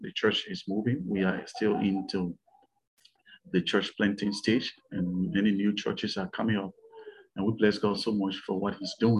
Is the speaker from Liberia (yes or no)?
yes; Liberia; I was born and raised in the Republic of Liberia.